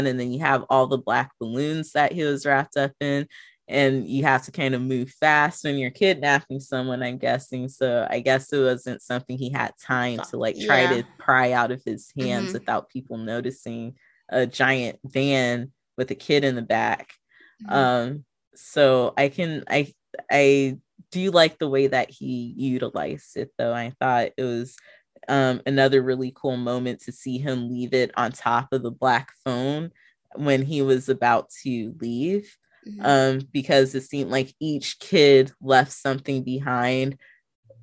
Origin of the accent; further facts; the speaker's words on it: Riverside, California, United States; growing up in Riverside was very similar